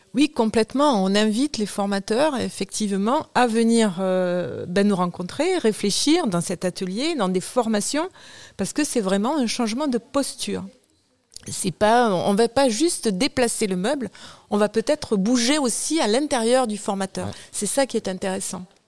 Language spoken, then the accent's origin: French; Toulouse, Occitania, France; je suis toulousaine, je suis née à Toulouse aussi, je travaille à Toulouse